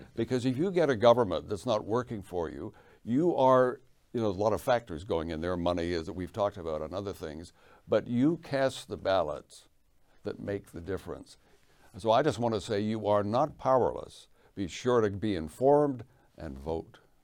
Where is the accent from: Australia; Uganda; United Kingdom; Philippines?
United Kingdom; England; moved away; I was born in England